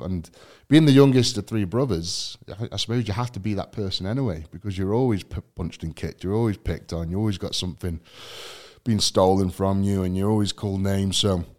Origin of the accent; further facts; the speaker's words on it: England, United Kingdom; So I guess, I mean, growing up in England itself is quite a task.